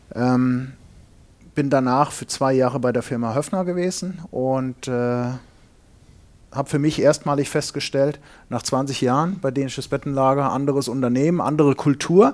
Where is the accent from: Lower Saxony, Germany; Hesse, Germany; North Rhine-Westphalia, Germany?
Hesse, Germany; Fulda; moved away as an adult; also born or lived in Ingolstadt; ich komme gebürtig aus Hessen in Fulda